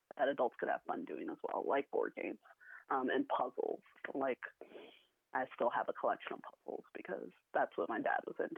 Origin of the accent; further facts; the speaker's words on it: Waukesha, Wisconsin, United States; Waukesha, my hometown